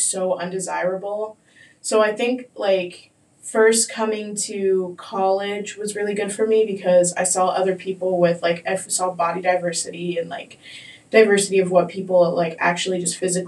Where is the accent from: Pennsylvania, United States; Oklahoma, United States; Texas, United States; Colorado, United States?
Colorado, United States; growing up in Colorado